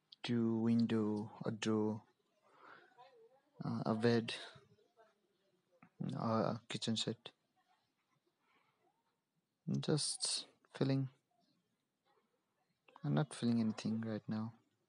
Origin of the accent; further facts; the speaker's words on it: Nepal; I'm from Nepal